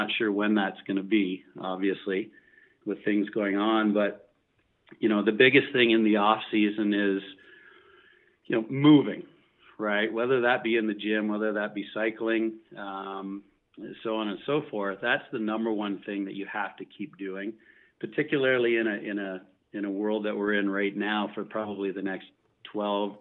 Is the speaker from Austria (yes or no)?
no; Canada; We're from Canada.